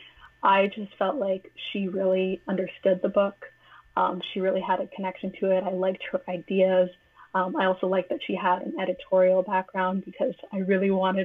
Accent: Toronto, Ontario, Canada; I'm from Toronto, but I wasn't living in Toronto at the time, and I was very, very homesick. And I wanted to immerse myself in the place that I grew up

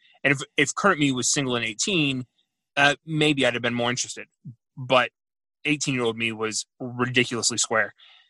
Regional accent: Houston, Texas, United States; Yeah, I grew up in Houston. Like, they used to do that.

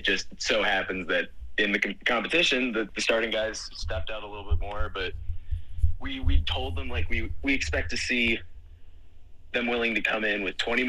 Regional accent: Iowa, United States; a lot of guys that come from a similar background from me, where I came from Iowa high school rugby, represent.

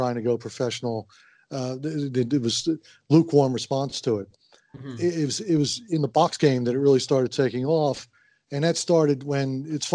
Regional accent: Philadelphia, Pennsylvania, United States; also born or lived in Halifax, Nova Scotia, Canada; I grew up in the Philadelphia area

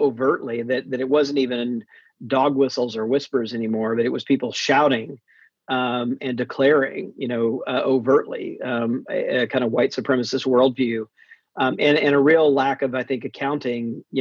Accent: Mississippi, United States; I grew up in Mississippi for the most part as a Southern Baptist

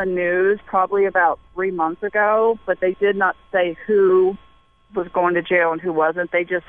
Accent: Cincinnati, Ohio, United States; I'm from Cincinnati

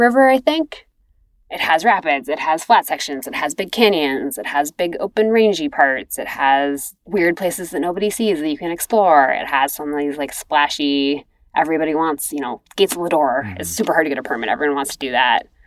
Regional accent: Cambridge, Massachusetts, United States; moved away as an adult; also born or lived in Maine; I'm a kid from Cambridge, Massachusetts. Like we did not have that where I grew up

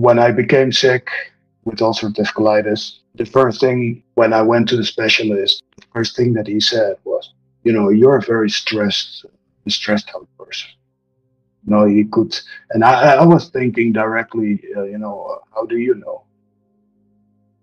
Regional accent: Netherlands; moved away as an adult; now in Mexico; I'm originally from the Netherlands and immigrated to Mexico when I was around 19 years old.

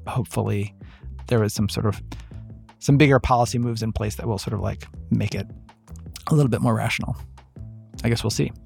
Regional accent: Ohio, United States; Ohio, my home state

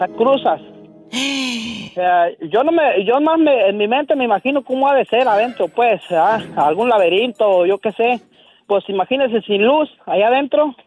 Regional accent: Michoacán, Mexico; moved away; en Michoacán, donde yo nací

